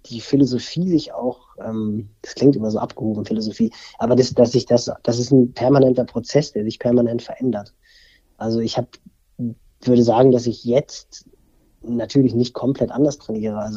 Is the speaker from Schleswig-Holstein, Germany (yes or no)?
yes; Barmstedt, Schleswig-Holstein, Germany; Ich bin ja im, in Barmstedt groß geworden, im Kreis Pinneberg, also hier im Speckgürtel von Hamburg.